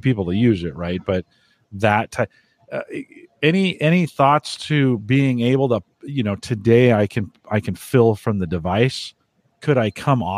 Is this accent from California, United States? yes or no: yes; San Jose, California, United States; now in Nebraska, United States; I grew up in San Jose